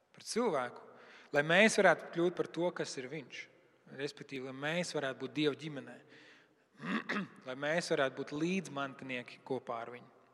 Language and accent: Latvian; Latvia; Mēs arī esam latvieši, mēs arī esam pagāni.